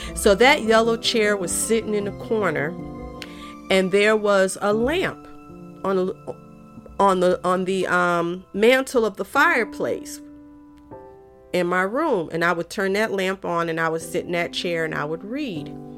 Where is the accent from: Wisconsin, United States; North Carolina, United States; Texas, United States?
North Carolina, United States; Raleigh; also born or lived in Fuquay-Varina, North Carolina; When we moved from Fuquay, we moved to Raleigh and we was living in this gray house